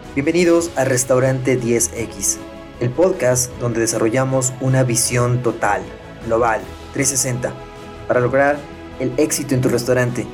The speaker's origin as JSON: {"language": "Spanish", "country": "Mexico", "said": "aquí en México, en mi país"}